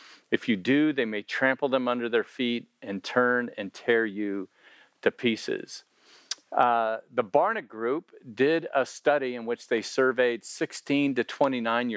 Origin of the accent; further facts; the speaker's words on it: Miami, Florida, United States; moved away; I'm from Miami, that's where I grew up